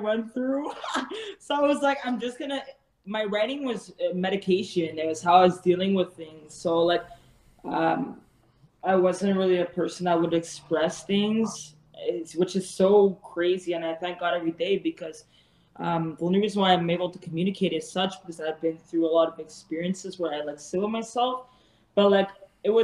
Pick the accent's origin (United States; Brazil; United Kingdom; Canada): Canada; Montreal, Quebec; I'm from Montreal